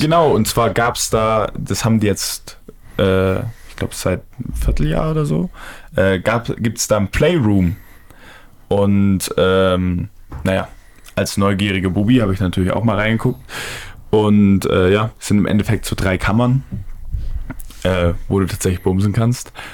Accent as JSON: {"language": "German", "town": "Stuttgart", "region": "Baden-Württemberg", "country": "Germany", "said": "als Stuttgarter"}